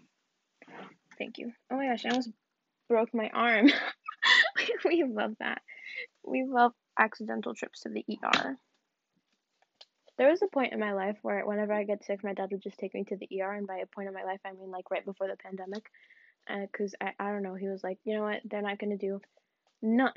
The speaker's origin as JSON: {"language": "English", "region": "the South", "country": "United States", "said": "I'm from the South."}